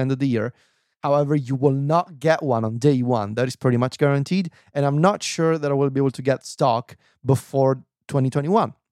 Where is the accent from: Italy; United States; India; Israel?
Italy; Viterbo, Lazio; now in Rome, Italy; my hometown in Viterbo